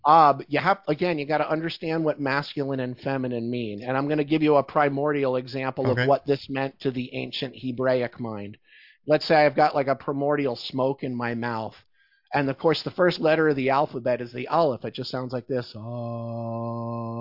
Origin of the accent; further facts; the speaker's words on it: Philadelphia, Pennsylvania, United States; I grew up in Philadelphia, so that's like my, that's my childhood